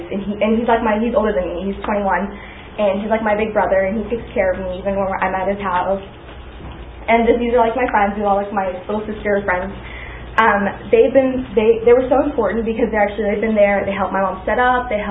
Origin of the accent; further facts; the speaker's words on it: Pakistan; moved away; I was born in Pakistan. My my dad was born in India, raised in China. His entire background's Indian though. My mom was born in Pakistan, raised in Pakistan, but her entire background is Persian and Chinese.